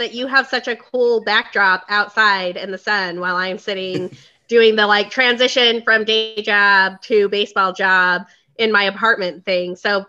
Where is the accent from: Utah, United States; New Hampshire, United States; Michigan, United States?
Utah, United States; moved away as an adult; now in Chicago, United States; So I grew up in Utah. I'm a Cubs fan because I could watch them on WGN. I moved to Chicago like 6 years ago.